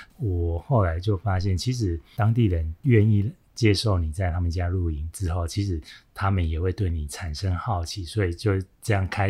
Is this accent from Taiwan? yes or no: yes; Taiwan; 我是从台湾来的单车旅行，